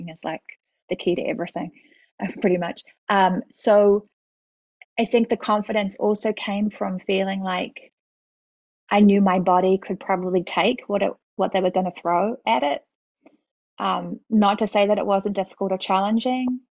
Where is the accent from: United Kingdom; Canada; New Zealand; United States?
New Zealand; Auckland; moved away; I grew up in New Zealand, and my mother was a family doctor, and my dad taught at the medical school at Auckland University